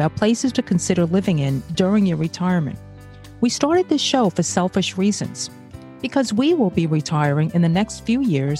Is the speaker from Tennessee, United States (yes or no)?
no; New York City, New York, United States; born or raised there; also born or lived in Brazil / Bay Ridge, Brooklyn